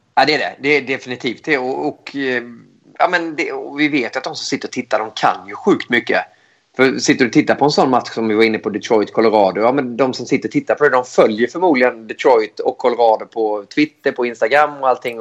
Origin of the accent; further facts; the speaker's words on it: Växjö, Småland, Sweden; moved away as an adult; also born or lived in Switzerland / Gothenburg; jag kom från, från Småland också